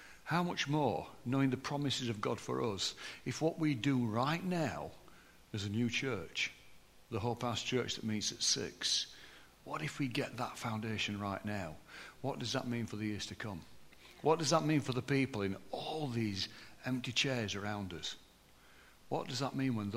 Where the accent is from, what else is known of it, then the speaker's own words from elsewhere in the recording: Deepcar, Yorkshire and the Humber, United Kingdom; accent: posh for a Barnsley person; also born or lived in Barnsley; I was born in Barnsley, but my childhood years were up in the Pennines at Deepcar